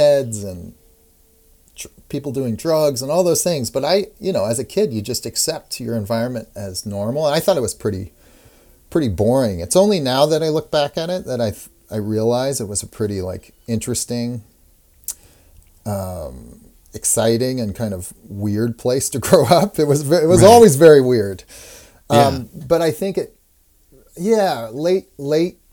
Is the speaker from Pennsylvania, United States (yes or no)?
no; Portland, Oregon, United States; moved away as an adult; also born or lived in Massachusetts; now in Brooklyn, United States; very young, 3 years old, we moved to Portland, Oregon. And that's where I grew up.